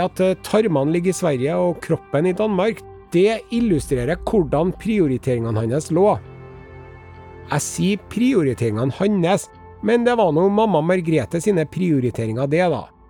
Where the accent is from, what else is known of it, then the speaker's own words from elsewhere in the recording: Norway; vi i Norge